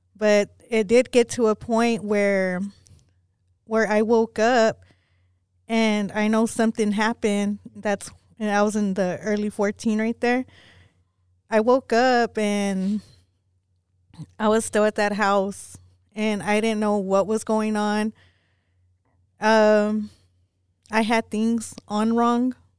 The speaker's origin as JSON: {"language": "English", "town": "Pecos", "region": "Texas", "country": "United States", "tie": "born or raised there", "said": "Growing up in Pecos, um, it was real bad for me for things that happened"}